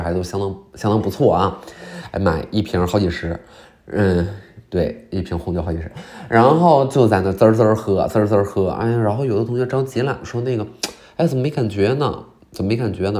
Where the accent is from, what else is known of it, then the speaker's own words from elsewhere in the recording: Qiqihar, Heilongjiang, China; moved away; 我老家呢叫紫街哈尔，就是哈尔滨边儿上也没有那么远